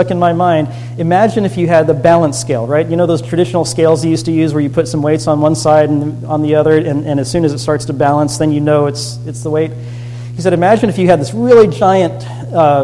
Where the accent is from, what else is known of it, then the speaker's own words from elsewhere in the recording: Florida, United States; I grew up in Florida